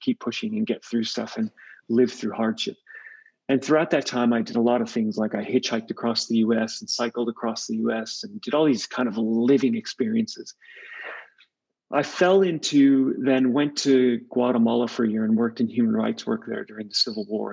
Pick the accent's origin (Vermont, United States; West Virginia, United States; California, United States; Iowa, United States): California, United States; now in Australia; I'm from California, you can hear the accent